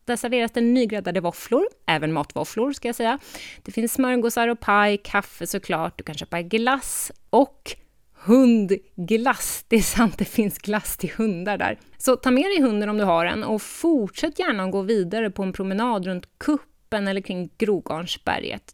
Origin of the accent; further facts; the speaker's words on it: eastern Gotland, Sweden; Härvik är nämligen den lilla hamnen i Östergarnsocken på östra Gotland där jag växte upp